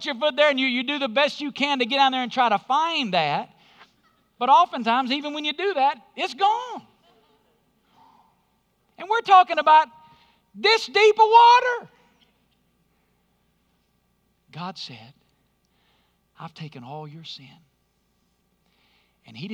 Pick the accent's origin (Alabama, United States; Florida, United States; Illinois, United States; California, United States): Alabama, United States; moved away; When I was growing up in Alabama